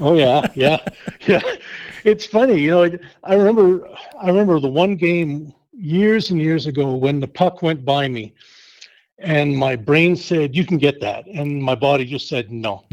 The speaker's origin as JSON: {"language": "English", "town": "Winnipeg", "region": "Manitoba", "country": "Canada", "tie": "born or raised there", "also_born_or_lived": "Hinton", "moved": "as an adult", "lives_now": "Kearney, United States", "said": "I grew up in Winnipeg, Manitoba"}